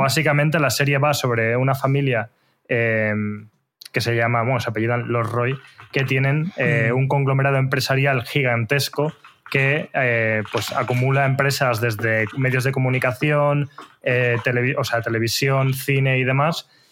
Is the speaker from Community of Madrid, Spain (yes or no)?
yes; Torrelodones, Community of Madrid, Spain; mi pueblo, de Torrelodones